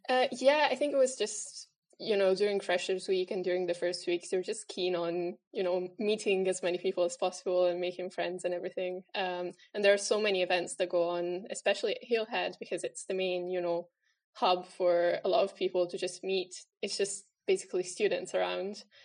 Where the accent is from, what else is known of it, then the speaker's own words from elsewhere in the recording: Italy; moved away as an adult; now in Aberdeen, United Kingdom; I'm originally from Italy. I've been in Aberdeen for four years now.